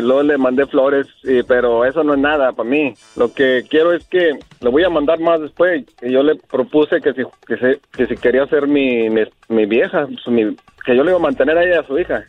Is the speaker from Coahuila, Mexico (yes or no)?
yes; Torreón, Coahuila, Mexico; now in United States; yo soy de Torreón